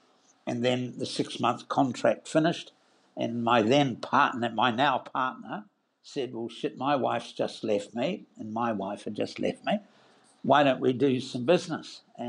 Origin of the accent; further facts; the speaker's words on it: New Zealand; moved away as an adult; now in Australia; I worked for the New Zealand Dairy Board in New Zealand. I'm a New Zealander, or better said, New Zealander, and emigrated here with my then first wife and three children